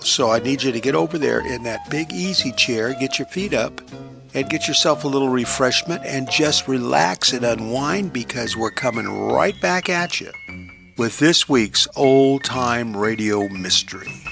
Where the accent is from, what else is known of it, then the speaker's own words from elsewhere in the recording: Long Beach, California, United States; Long Beach, my hometown